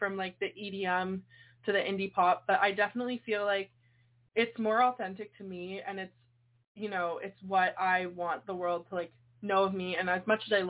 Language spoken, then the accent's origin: English; Canada; I'm from Canada